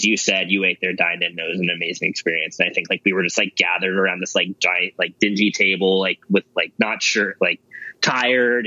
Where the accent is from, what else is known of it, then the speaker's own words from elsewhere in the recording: Los Angeles, California, United States; I grew up in Los Angeles